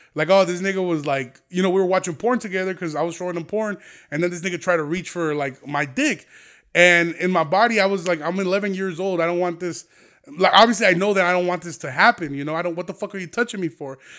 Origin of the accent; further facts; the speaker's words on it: Aurora, Illinois, United States; here in Aurora because I know it's my hometown